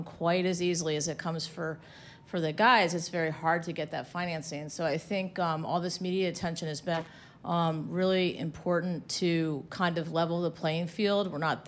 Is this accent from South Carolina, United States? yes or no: no; Arlington, Virginia, United States; So I come from Arlington, and in Arlington, you know, you can go anywhere and have anything.